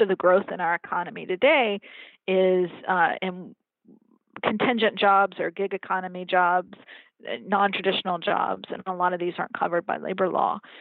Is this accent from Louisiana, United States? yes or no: no; Atlanta, Georgia, United States; my hometown in Atlanta